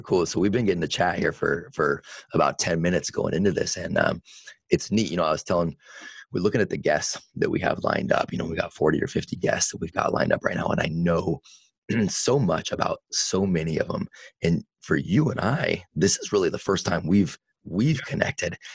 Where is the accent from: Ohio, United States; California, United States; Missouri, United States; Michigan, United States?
California, United States; Vacaville; in Vacaville, and that's where I grew up and have a lot of my roots